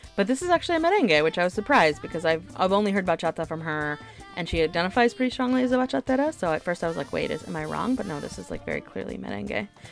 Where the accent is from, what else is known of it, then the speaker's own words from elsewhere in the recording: the Bible Belt, United States; I grew up in the Bible Belt